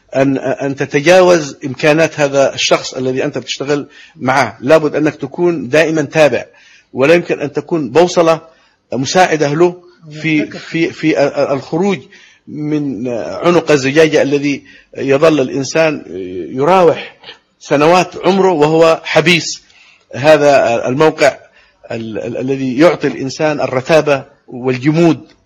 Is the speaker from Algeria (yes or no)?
no; Yemen; born or raised there